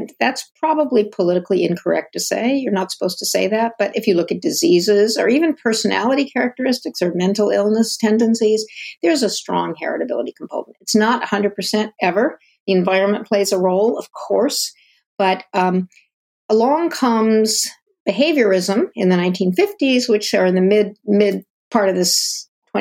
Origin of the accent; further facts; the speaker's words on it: Ann Arbor, Michigan, United States; also born or lived in Durham, North Carolina; I grew up in Ann Arbor, Michigan, and before that, Durham, North Carolina